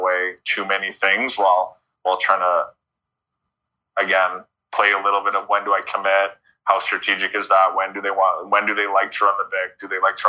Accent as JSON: {"language": "English", "country": "Canada", "said": "being a Canadian middle blocker at the time"}